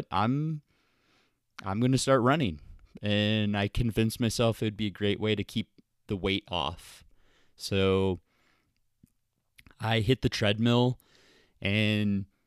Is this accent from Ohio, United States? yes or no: yes; Columbus, Ohio, United States; also born or lived in Birmingham, Michigan / Milwaukee, Wisconsin / Tampa, Florida; I played hockey and golf growing up in the Midwest in Ohio. I was born in Columbus, moved to Birmingham, Michigan, Milwaukee, Wisconsin, and then Tampa, Florida, and then went to college at Ohio University.